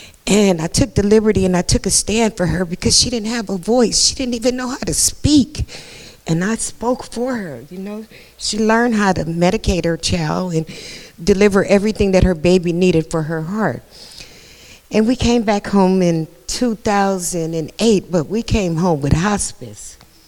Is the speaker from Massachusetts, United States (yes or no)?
no; San Francisco, California, United States; We came out here from San Francisco, California.